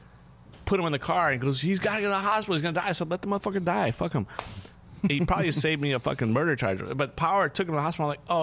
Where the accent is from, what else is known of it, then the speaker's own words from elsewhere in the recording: New Orleans, Louisiana, United States; New Orleans is in me. You know, I claim New Orleans. Like, that's my hometown.